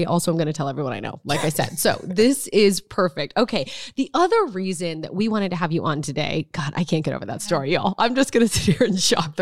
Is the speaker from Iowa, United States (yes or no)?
no; Nebraska, United States; moved away; I'm from Nebraska